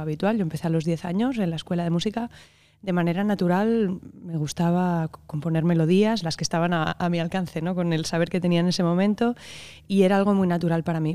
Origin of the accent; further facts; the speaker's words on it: Barcelona, Catalonia, Spain; nací en Barcelona en, el 84